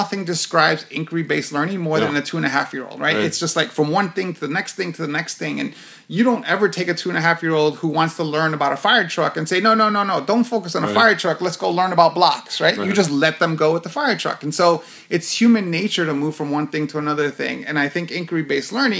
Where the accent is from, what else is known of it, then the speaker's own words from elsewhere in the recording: New York City, New York, United States; now in Phoenix, United States; I was born and raised in Hell's Kitchen, New York